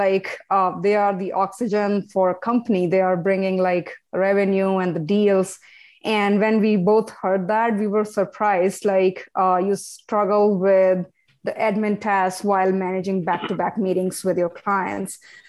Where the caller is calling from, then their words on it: Toronto, Ontario, Canada; I'm calling from Toronto.